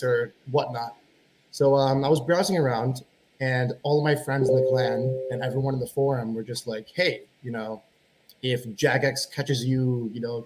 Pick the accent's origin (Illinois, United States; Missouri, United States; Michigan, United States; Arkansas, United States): Illinois, United States; Chicago; also born or lived in Buffalo Grove, Illinois / Batavia, Illinois / Glenview, Illinois; I'm from Chicago, Illinois. I've kind of bounced back and forth between living in Chicago and the suburbs that surround it.